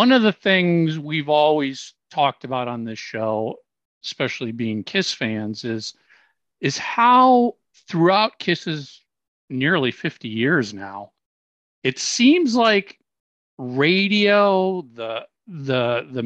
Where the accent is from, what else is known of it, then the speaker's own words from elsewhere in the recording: Minneapolis, Minnesota, United States; I growing up in Minneapolis